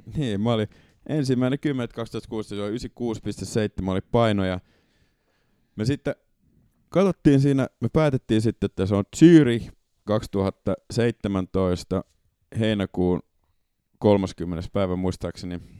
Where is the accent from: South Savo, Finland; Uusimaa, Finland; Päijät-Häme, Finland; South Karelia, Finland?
Uusimaa, Finland; Porvoo; Porvoosta, kun mä kotoisin